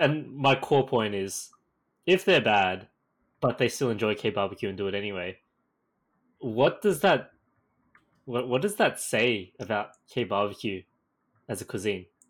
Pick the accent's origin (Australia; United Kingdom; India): Australia; I am Asian Australian